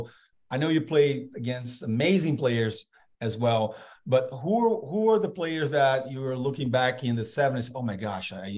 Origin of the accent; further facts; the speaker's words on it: Brazil; moved away as an adult; now in United States; As a kid growing up in Brazil